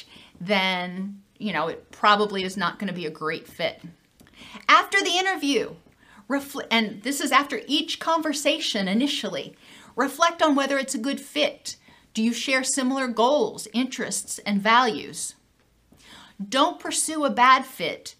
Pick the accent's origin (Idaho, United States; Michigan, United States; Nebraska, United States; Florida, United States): Florida, United States; Gainesville; I'm from Gainesville.